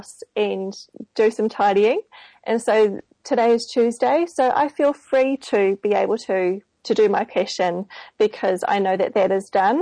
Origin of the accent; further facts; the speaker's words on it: Auckland, New Zealand; I'm from Auckland here in New Zealand on the bottom of the world.